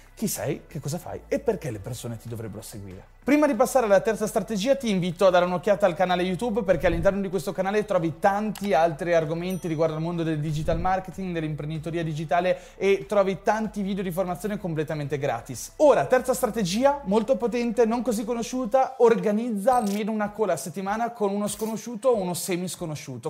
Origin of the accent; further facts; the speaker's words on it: Ferrara, Emilia-Romagna, Italy; io sono di Ferrara, sono nato a Ferrara